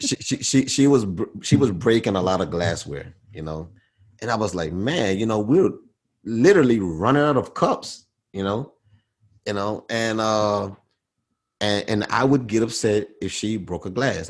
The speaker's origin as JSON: {"language": "English", "town": "Baton Rouge", "region": "Louisiana", "country": "United States", "tie": "born or raised there", "said": "growing up in Baton Rouge"}